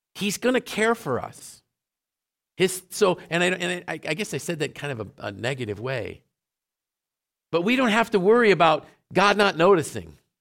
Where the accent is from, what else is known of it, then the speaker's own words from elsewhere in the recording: Syracuse, New York, United States; I grew up in Syracuse